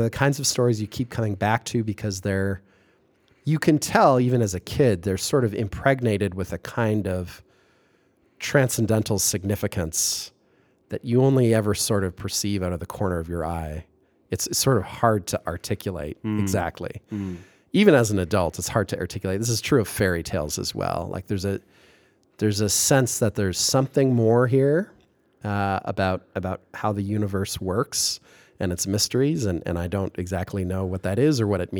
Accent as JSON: {"language": "English", "town": "Kitchener", "region": "Ontario", "country": "Canada", "tie": "born or raised there", "said": "there's a few large institutions in my hometown, which is, it's Kitchener / Waterloo, that sort of twin cities in a sense, physically contiguous, administratively separate towns in Southern Ontario."}